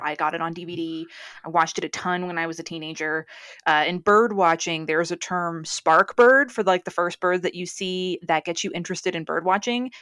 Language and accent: English; New England, United States; now in California, United States; I'm from New England, as everyone who listens to Shelbyville knows. And where I grew up, we only had candle pin bowling.